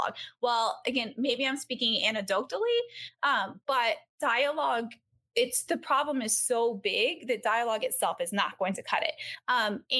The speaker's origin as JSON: {"language": "English", "region": "Georgia", "country": "United States", "moved": "yes", "lives_now": "California, United States", "said": "I live in California now. I'm from Georgia"}